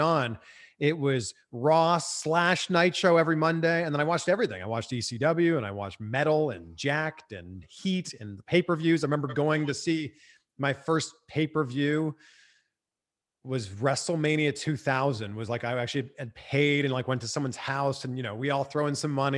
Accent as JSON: {"language": "English", "town": "Pickering", "region": "Ontario", "country": "Canada", "tie": "born or raised there", "said": "growing up in the Toronto area"}